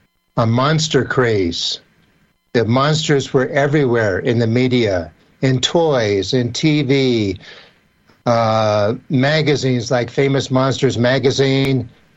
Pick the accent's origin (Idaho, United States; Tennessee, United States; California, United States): California, United States; San Jose; also born or lived in Los Angeles, California; I was born in San Jose, California on July 25th, 1957. And so I'm actually born of the space age.